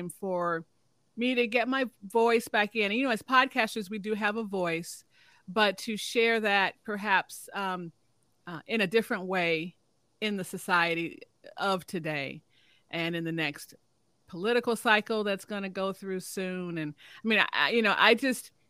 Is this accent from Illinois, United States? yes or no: yes; Chicago, Illinois, United States; moved away as an adult; also born or lived in Gary, Indiana / Dallas, Texas / Detroit, Michigan / Austin, Texas; now in Oklahoma, United States; I'm a Chicago girl. I'm originally from Chicago, south side of Chicago